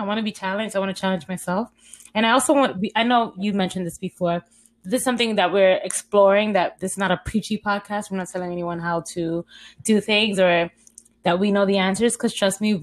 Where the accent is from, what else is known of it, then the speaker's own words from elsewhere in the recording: New York City, New York, United States; I grew up in Harlem, still live in Harlem, pretty much a Harlem girl.